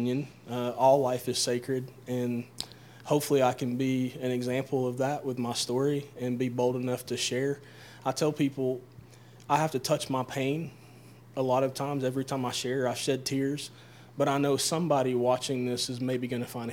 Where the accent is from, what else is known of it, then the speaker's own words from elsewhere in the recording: Tennessee, United States; I grew up in Tennessee